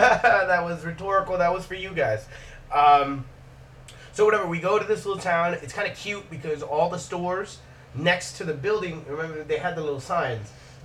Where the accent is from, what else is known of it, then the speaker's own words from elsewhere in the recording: Miami, Florida, United States; I'm here from Miami.